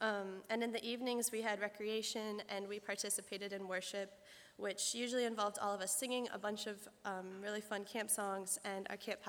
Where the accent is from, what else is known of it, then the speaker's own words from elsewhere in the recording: Millersburg, Ohio, United States; I'm from Millersburg, Ohio